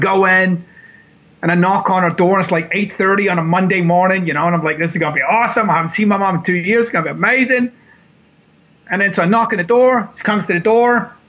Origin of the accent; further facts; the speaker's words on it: Glasgow, Scotland, United Kingdom; So I thought, I'll just take a quick flight over to Glasgow, my hometown. I'll go see my mom.